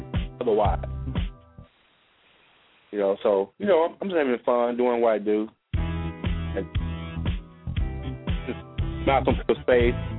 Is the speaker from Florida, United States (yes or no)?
no; Alabama, United States; moved away; my hometown area, Alabama